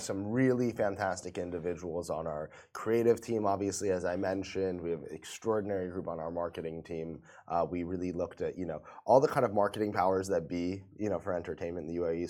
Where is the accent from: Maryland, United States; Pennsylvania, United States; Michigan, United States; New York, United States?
New York, United States; moved away as an adult; now in Dubai, United Arab Emirates; so I'm from New York. I mm-hmm. moved to Dubai about four years ago